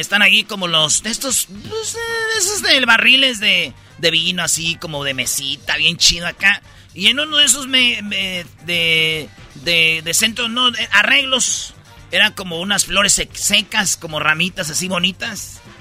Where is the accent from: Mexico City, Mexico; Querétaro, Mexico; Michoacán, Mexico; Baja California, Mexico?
Michoacán, Mexico; Jiquilpan; moved away; mi pueblo Jiquilpan